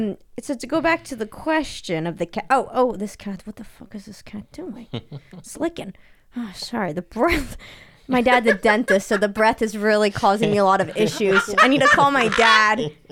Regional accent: New York City, New York, United States; No, New York.

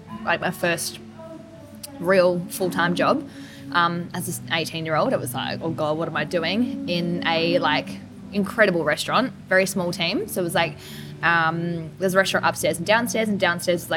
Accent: Melbourne, Victoria, Australia; moved away as an adult; also born or lived in Adelaide; so I grew up in Melbourne

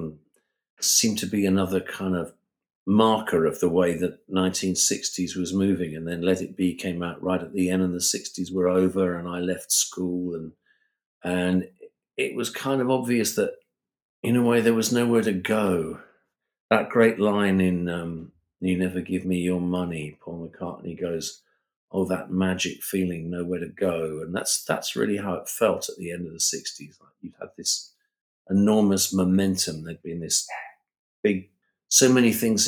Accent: United Kingdom; being British

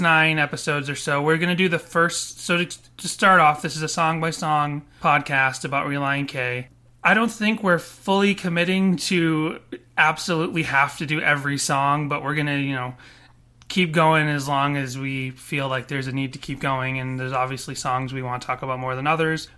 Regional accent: Boston, Massachusetts, United States; moved away as an adult; also born or lived in Florida; when I grew up in Boston

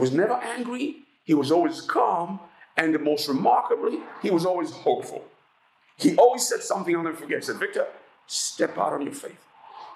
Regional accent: Uganda; moved away; also born or lived in England; I come from Uganda

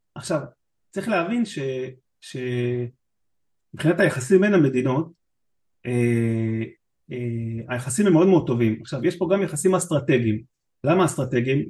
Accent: Israel; אני מישראל

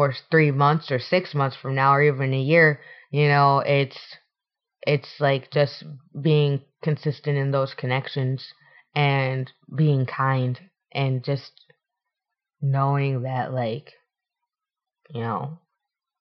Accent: Scottsdale, Arizona, United States; moved away as an adult; now in Los Angeles, United States; I'm from Arizona. Scottsdale

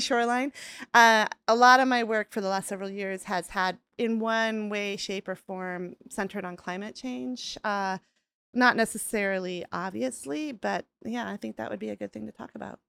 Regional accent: Rochester, Minnesota, United States; I grew up in a town called Rochester

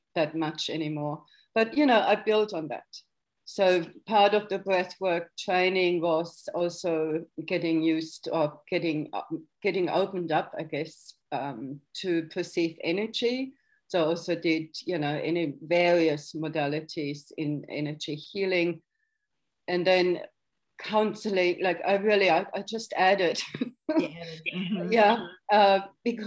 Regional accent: Germany; moved away; growing up in West Germany

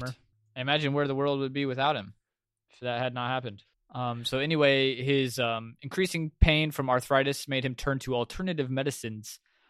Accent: United States; I am so American.

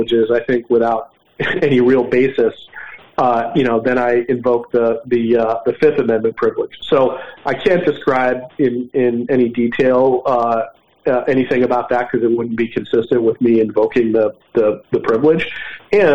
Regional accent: Philadelphia, Pennsylvania, United States; Philadelphia, my hometown

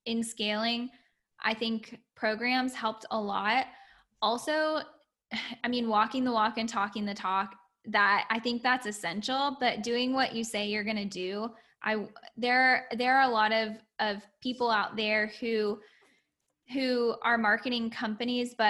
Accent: Orlando, Florida, United States; I'm from Orlando

